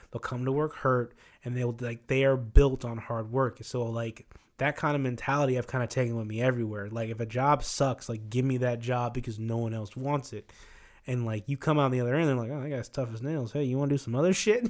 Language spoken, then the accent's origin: English; Midwest, United States; moved away; growing up in the Midwest